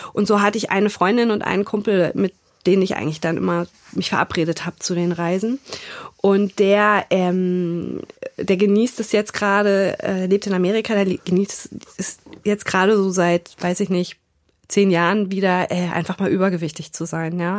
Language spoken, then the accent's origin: German; Frankfurt, Hesse, Germany; moved away as an adult; also born or lived in Istanbul, Turkey; now in Hamburg, Germany; ich bin in Frankfurt aufgewachsen oder in der Nähe von Frankfurt